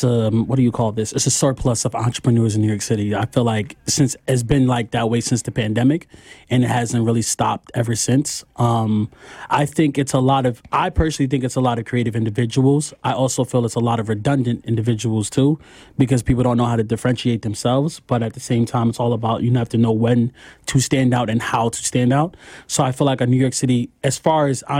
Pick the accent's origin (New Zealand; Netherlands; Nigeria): Nigeria; now in Queens, United States; from Nigeria. I live in Queens.